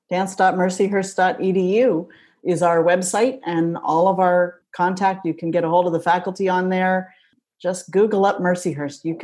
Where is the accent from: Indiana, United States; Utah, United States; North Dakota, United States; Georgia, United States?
North Dakota, United States; I'm from North Dakota, probably North Dakota.